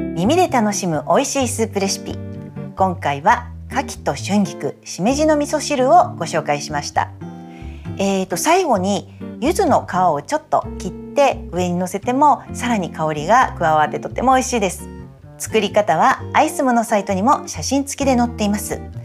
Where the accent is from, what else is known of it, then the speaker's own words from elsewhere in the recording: Kanto, Japan; 私は関東出身